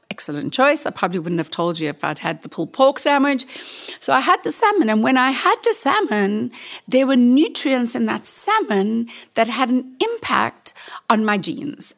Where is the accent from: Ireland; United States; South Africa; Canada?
South Africa; I'm from South Africa